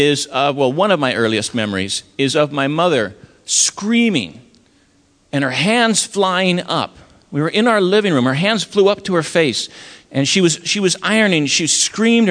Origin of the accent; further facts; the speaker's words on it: Loma Linda, California, United States; also born or lived in Mongolia / China; now in Maine, United States; Grew up in Loma Linda